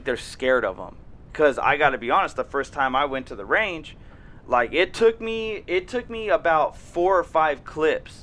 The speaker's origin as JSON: {"language": "English", "town": "Salinas", "region": "California", "country": "United States", "tie": "born or raised there", "said": "I grew up in Salinas"}